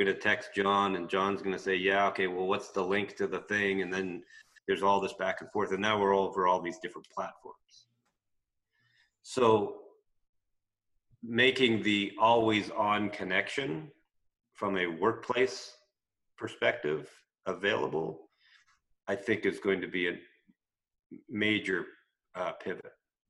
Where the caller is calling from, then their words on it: British Columbia, Canada; Well, you're in Florida, I'm in British Columbia.